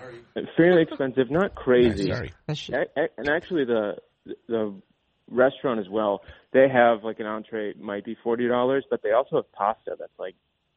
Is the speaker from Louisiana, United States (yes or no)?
no; Minnesota, United States; oh, are you from Minnesota? We all said, yes.